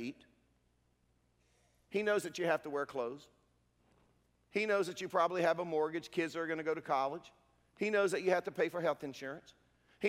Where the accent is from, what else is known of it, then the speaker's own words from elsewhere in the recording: Durham, North Carolina, United States; I'm a redneck from Durham